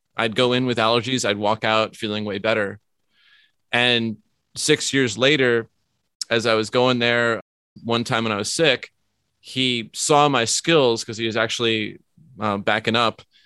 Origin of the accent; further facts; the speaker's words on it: New York, United States; moved away; also born or lived in Vermont; I grew up in New York